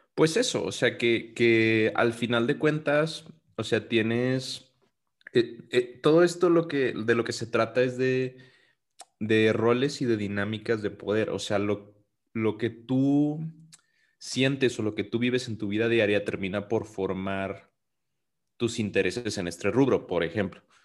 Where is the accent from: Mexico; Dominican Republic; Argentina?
Mexico; nosotros somos mexicanos